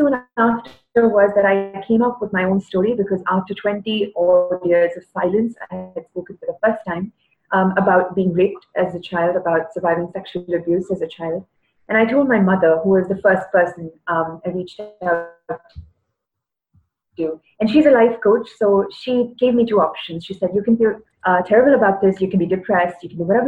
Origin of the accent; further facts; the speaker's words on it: Chennai, Tamil Nadu, India; I am from Chennai, from South India.